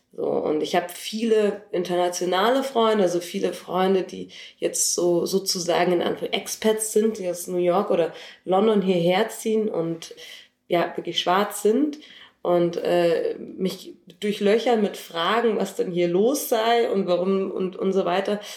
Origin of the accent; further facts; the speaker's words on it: Munich, Bavaria, Germany; ich bin 33 und in München geboren